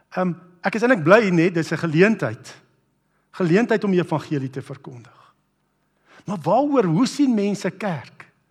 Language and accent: Afrikaans; Brits, North West, South Africa; ek onthou hoe ek groot geword het in Brits